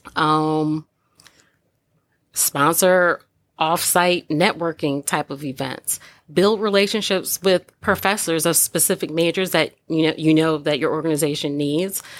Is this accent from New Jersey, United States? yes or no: yes; Old Bridge, New Jersey, United States; moved away; I grew up in Old Bridge, New Jersey